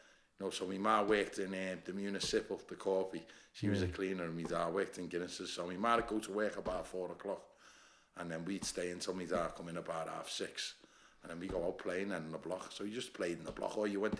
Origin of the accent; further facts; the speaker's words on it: Liverpool, North West England, United Kingdom; I'm from Scotland Road, mate. And that's where I'm from. I don't live there anymore. I've moved on, but that's where I'm from Scotland Road. I lived there about 40 years, mate.